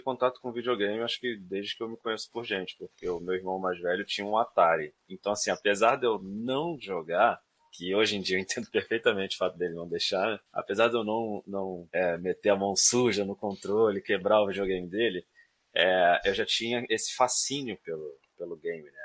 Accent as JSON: {"language": "Portuguese", "town": "Duque de Caxias", "region": "Rio de Janeiro", "country": "Brazil", "tie": "born or raised there", "said": "nasci em Duque de Caxias, no Rio de Janeiro"}